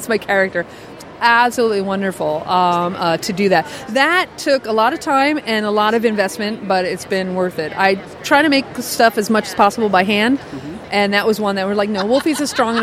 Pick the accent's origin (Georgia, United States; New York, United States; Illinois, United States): New York, United States; I grew up watching those on, like, PBS growing up in New York.